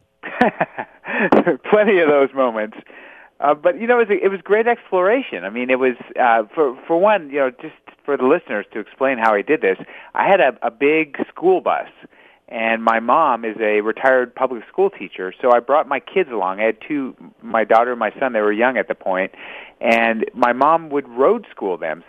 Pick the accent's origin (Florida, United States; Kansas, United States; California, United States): California, United States; Los Angeles; born or raised there